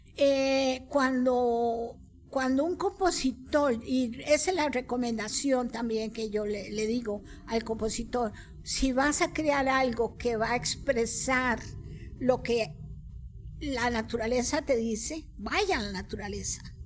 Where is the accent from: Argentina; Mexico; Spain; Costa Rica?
Costa Rica; como costarricenses, criollos